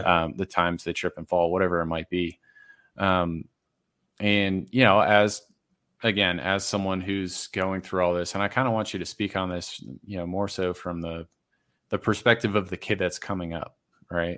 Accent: Massachusetts, United States; now in Denver area, United States; I grew up in Massachusetts

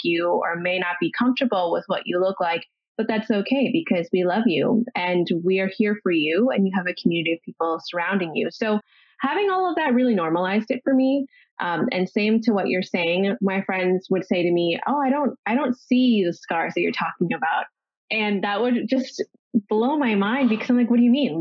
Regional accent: Ontario, Canada; now in Los Angeles, United States; I'm originally from Ontario and I am currently living in Los Angeles

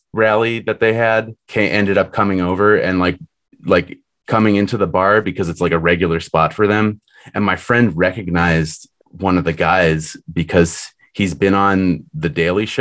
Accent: an hour south of Boston, Massachusetts, United States; my hometown, which is an hour south of Boston

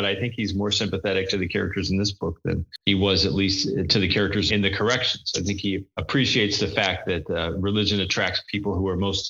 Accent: Lansing, Michigan, United States; moved away; also born or lived in Chicago; I'm from Lansing, Michigan. And lived in Chicago for many years. I'm a Midwesterner. I'm middle-aged. I'm Protestant.

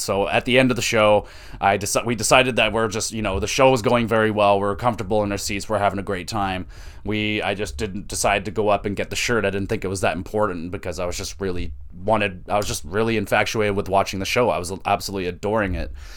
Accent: Canada; we're Canadian

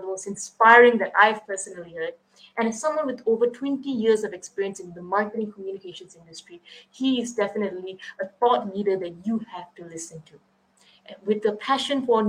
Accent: Kluang, Johor, Malaysia; we share the same hometown. We are both from Kuang, Malaysia

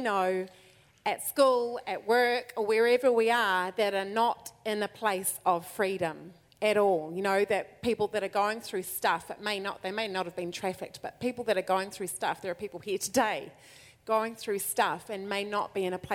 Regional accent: New Zealand; we're from New Zealand

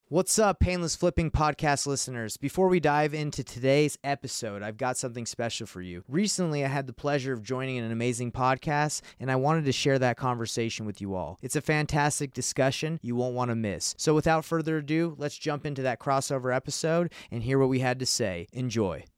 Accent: Atlanta, Georgia, United States; now in Salt Lake City, United States; I'm from Salt Lake City, Utah. Um, 32 years old. Uh, and uh, I grew up in Atlanta, Georgia

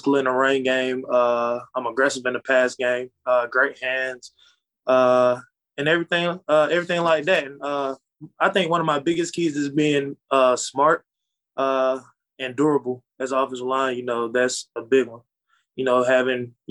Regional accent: Atlanta, Georgia, United States; I'm from South Atlanta

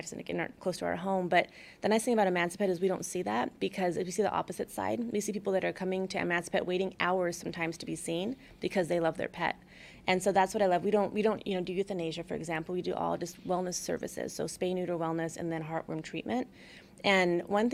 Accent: Albuquerque, New Mexico, United States; also born or lived in Los Angeles, United States; now in Houston, United States; growing up in Albuquerque, we lived a little bit north of the city

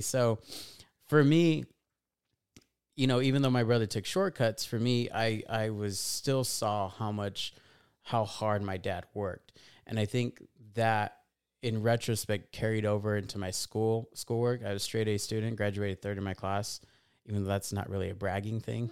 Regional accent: Fontana, California, United States; born and raised in a little town called Fontana, California

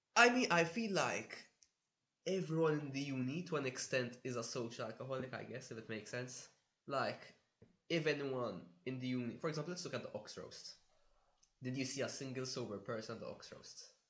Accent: Malta; moved away as an adult; now in Budapest, Hungary; I'm from Malta

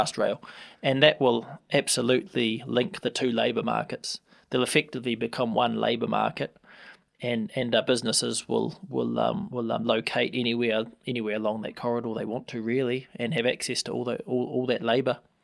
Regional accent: Hamilton, Waikato, New Zealand; also born or lived in Tauranga; I grew up here, Hamilton

